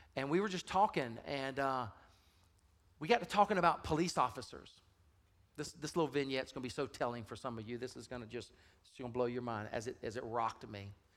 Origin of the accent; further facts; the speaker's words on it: Deep South, United States; I grew up in the Deep South